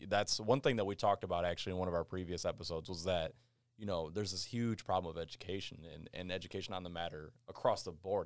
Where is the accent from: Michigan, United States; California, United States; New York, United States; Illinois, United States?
Michigan, United States; Kalamazoo; me being from Kalamazoo